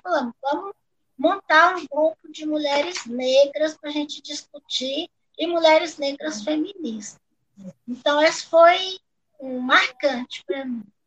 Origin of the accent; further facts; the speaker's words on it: Jataí, Goiás, Brazil; moved away; quando a gente veio de Jataí para cá, que eu sou jataiense, quando eu vim de Jataí